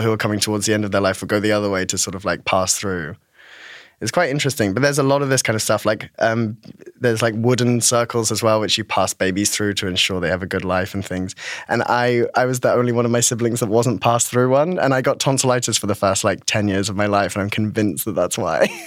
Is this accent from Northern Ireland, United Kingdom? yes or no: no; Devon, South West England, United Kingdom; I'm from Devon in um, southwest of the UK